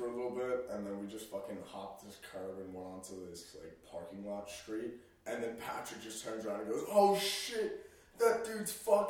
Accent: California, United States; now in Boulder, United States; We're all from California.

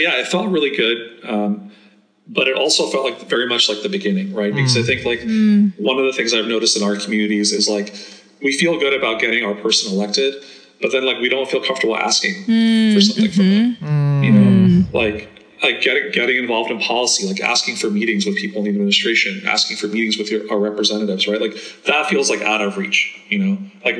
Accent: New York City, New York, United States; also born or lived in Afghanistan / India / Germany; And then we moved to New York and I grew up in Queens.

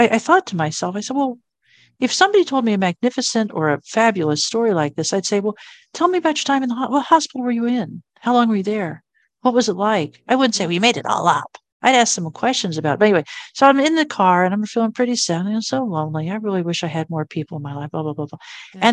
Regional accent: Virginia Beach, Virginia, United States; I grew up in the Virginia Beach area.

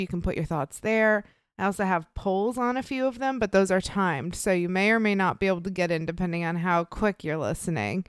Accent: Illinois, United States; moved away; my home state of Illinois.

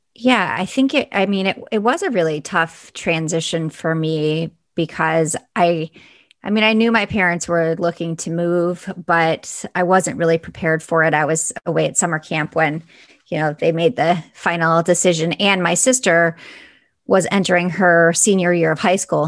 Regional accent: Buffalo, New York, United States; I actually grew up in Buffalo, New York

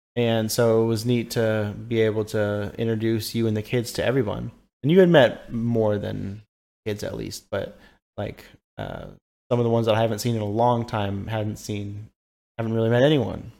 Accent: California, United States; moved away; I grew up in California, so I have a lot of family that live in that area

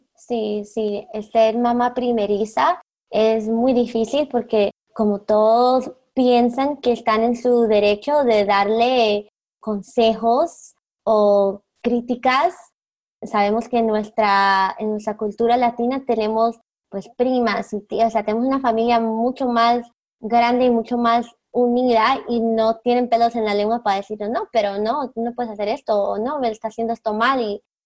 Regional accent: Colombia; now in South Florida, United States; yo soy de Colombia

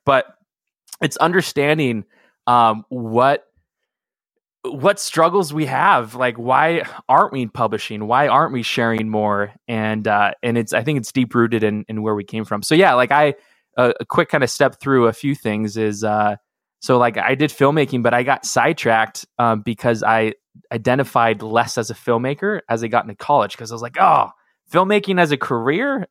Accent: Seattle, Washington, United States; I grew up in Seattle

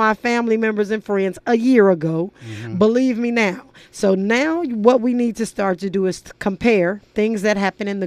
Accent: Los Angeles, California, United States; I grew up in South Central

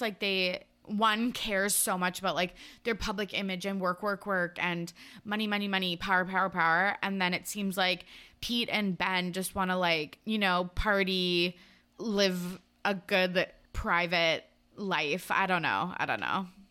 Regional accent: Canada; us being Canadian

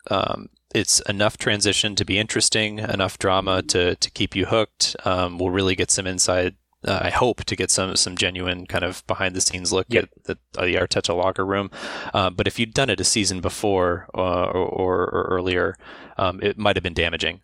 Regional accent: Pittsburgh, Pennsylvania, United States; I, am originally from Pittsburgh, Pennsylvania

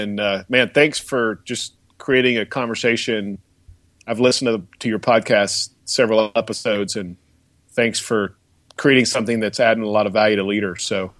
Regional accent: Bristow, Oklahoma, United States; I grew up in just outside of Tulsa in a little town called Bristow

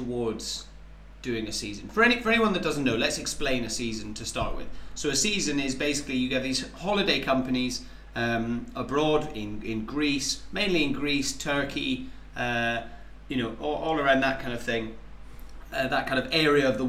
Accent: Highlands of Scotland, United Kingdom; moved away as an adult; growing up in the Highlands of Scotland

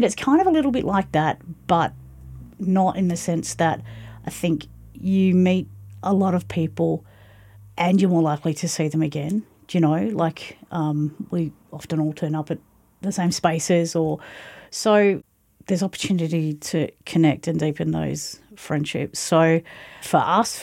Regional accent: Mornington Peninsula, Victoria, Australia; now in Hepburn Shire, Australia; Down on the Mornington Peninsula

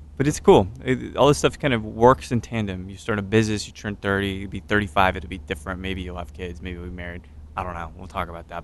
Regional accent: Katy, Texas, United States; I'm a Katy guy

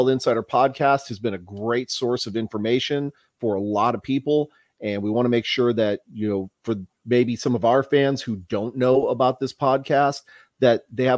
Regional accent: San Antonio, Texas, United States; also born or lived in Milwaukee, Wisconsin; I was born in Milwaukee, grew up down here in San Antonio

